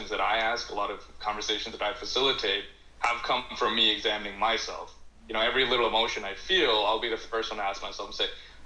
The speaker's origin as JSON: {"language": "English", "country": "Canada", "tie": "born or raised there", "said": "growing up in Canada"}